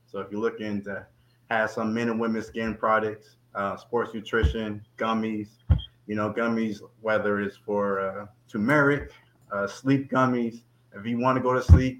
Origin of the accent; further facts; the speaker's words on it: Winston-Salem, North Carolina, United States; I'm from Winston-Salem, North Carolina.